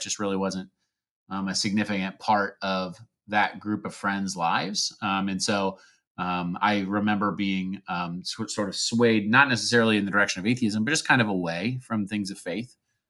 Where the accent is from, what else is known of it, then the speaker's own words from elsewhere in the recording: Pekin, Illinois, United States; now in Evansville, United States; I am from Pekin, Illinois, which is a little town outside of Peoria, and currently reside in Evansville, Indiana, with my wife and three kids.